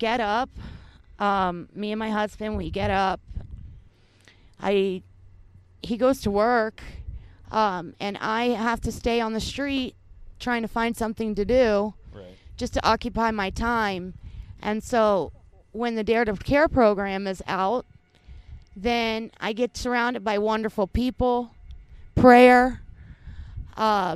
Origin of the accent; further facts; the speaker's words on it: Gainesville, Florida, United States; I'm from Gainesville